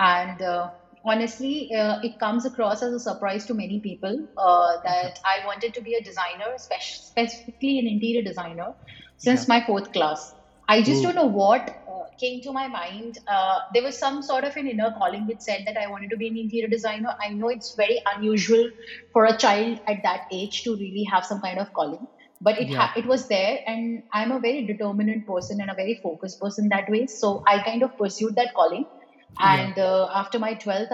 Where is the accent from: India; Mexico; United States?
India; Varanasi, Uttar Pradesh; moved away as an adult; now in Bangalore, India; back to my hometown. So I'm right now in Banaras